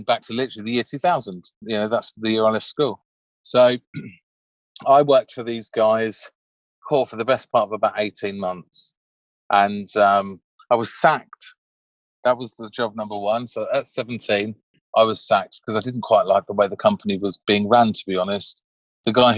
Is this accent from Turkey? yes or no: no; Crawley, South East England, United Kingdom; I grew up in Crawley in West Sussex